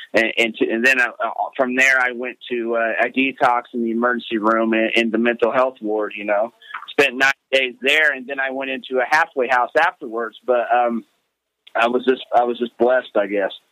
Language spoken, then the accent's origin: English; Terre Haute, Indiana, United States; I am from Terre Haute, Indiana.